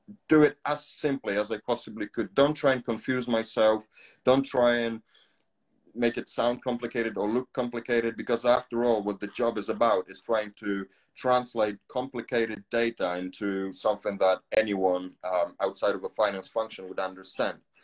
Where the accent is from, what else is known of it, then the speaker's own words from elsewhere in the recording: Poland; English is a second language; moved away as an adult; also born or lived in Canary Islands; now in England, United Kingdom; I'm originally from Poland. I've spent most of my life there as a kid